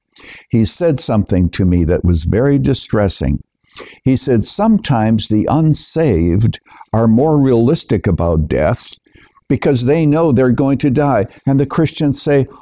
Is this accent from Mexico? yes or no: no; Canada; moved away as an adult; now in United States; I was born and raised in Canada, but I'm a naturalized citizen here in the United States, coming here in the early 1970s.